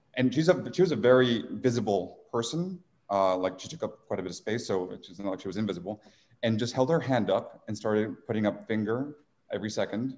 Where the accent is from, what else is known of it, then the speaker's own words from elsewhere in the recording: San Diego, California, United States; moved away as an adult; also born or lived in Tijuana, Mexico / Washington, District of Columbia, United States / New York / Mexico City; now in Arizona, United States; grew up in San Diego, then went to school in DC, uh, worked in finance in New York for eight years